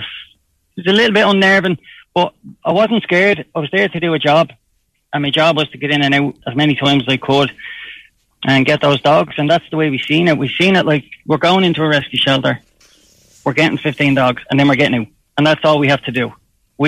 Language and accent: English; Ireland; we're from Ireland